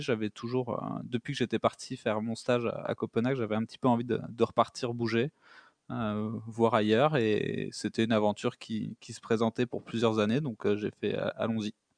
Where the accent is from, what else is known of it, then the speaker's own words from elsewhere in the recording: near Spain, south-west France, France; moved away as an adult; also born or lived in Denmark; now in Canada; Je suis euh, français à la base. J'étais, euh, je viens du sud-ouest de la France, proche de l'Espagne